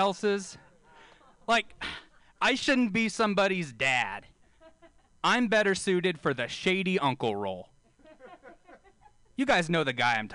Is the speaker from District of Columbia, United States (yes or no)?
no; Bakersfield, California, United States; I'm from Bakersfield